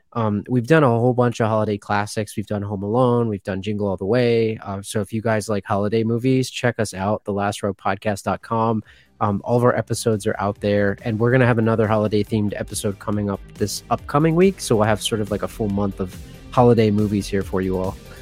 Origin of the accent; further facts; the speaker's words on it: Pennsylvania, United States; I grew up in Pennsylvania and I'm in the Northeast here